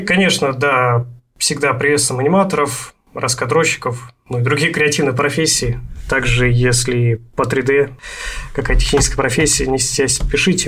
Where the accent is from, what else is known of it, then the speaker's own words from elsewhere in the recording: Omsk, Omsk Oblast, Russia; also born or lived in Sakhalin; now in Voronezh, Russia; вот в Омске у нас